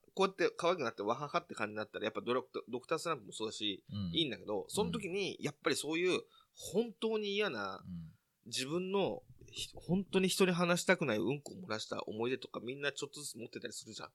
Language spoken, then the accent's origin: Japanese; near Nakano, Tokyo, Japan; その中野ってところも僕の実家から近いっていうこともあり